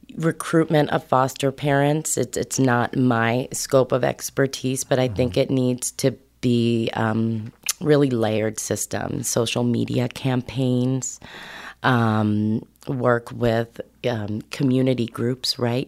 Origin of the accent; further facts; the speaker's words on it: New York, United States; moved away as an adult; now in Humboldt County, United States; I'm originally a New Yorker, East Coast kid